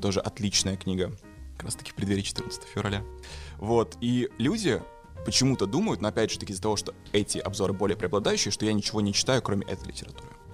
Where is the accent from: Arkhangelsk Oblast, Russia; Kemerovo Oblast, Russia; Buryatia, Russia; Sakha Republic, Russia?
Sakha Republic, Russia; Yakutia; я из Якутии